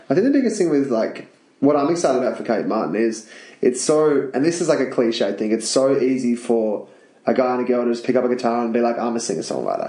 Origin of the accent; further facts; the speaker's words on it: Tasmania, Australia; moved away; I'm from Tassie. I know what the country's like.